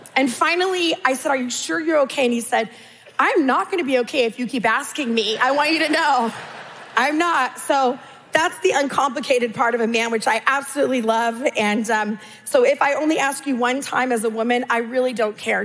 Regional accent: California, United States; I'm Californian.

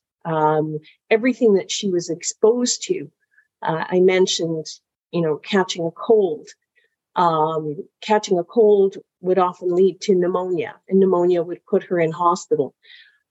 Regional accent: England, United Kingdom; now in Canada; I'm originally from England. So my family emigrated in 1969

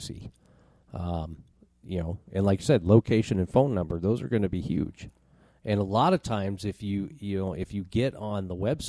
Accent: United States; I'm also an American

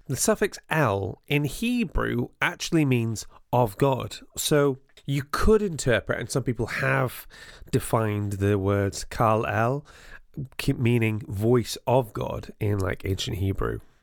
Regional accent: North Wales, United Kingdom; There wasn't a large Jewish population growing up in North Wales

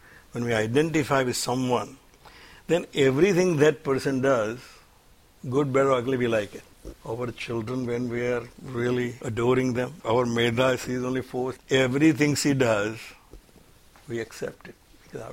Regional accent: India; now in United States; I come from India

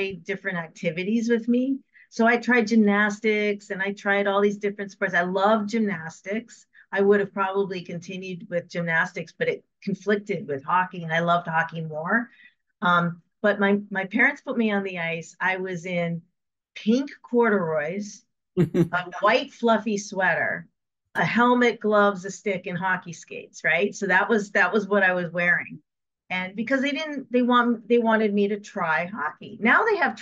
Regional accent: Connecticut, United States; So I grew up in Connecticut in the 70s

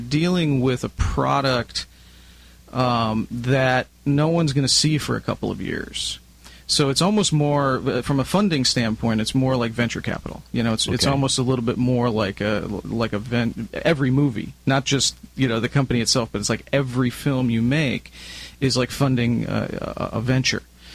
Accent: Chicago, Illinois, United States; moved away as an adult; now in Southern California, United States; I'm originally from Chicago

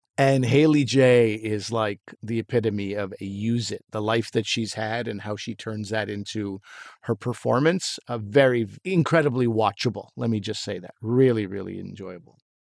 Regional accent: Pakistan; moved away; I'm still a Pakistani, and I have, you know, been there

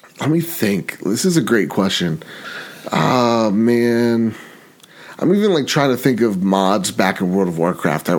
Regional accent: United States; I'm American.

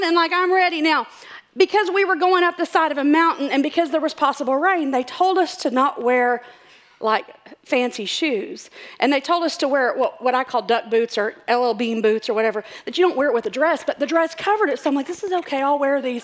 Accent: Texas, United States; I'm from Texas

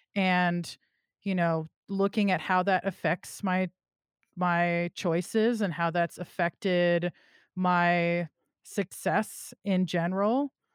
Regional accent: California, United States; I'm also from California

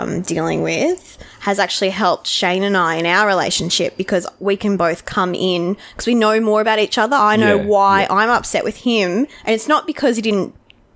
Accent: Goondiwindi, Queensland, Australia; we moved back to Gundawindi, my hometown.

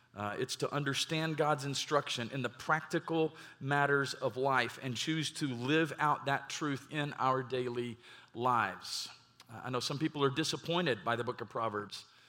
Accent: Garland, Texas, United States; also born or lived in Mesquite, Texas; I grew up in the Metroplex, and, uh, in my younger years, grew up in Garland

